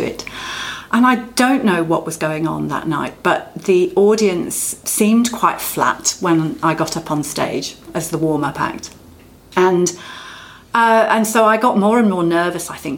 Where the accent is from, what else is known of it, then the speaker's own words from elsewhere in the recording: England, United Kingdom; accent: English; now in Australia; my English accent